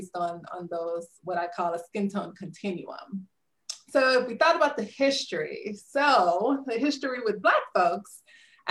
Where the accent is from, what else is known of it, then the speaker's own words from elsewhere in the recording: Southern Louisiana, United States; So I grew up in Southern Louisiana